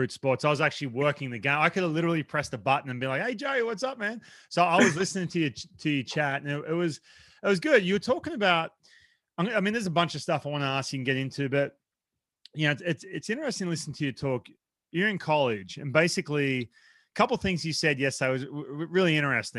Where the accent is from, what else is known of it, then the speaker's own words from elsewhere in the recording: Australia; moved away as an adult; I'm from Australia. So like I'd go back every year. I'm just in the spare room at my parents' place.